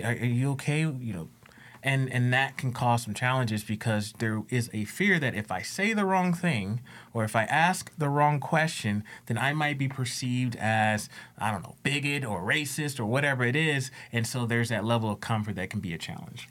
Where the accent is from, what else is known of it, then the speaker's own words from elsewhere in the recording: United States; also born or lived in Louisiana; I came from the States